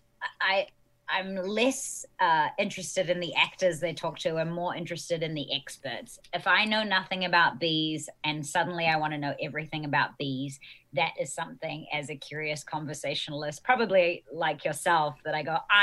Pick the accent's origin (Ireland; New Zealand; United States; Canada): New Zealand; accent: New Zealand; moved away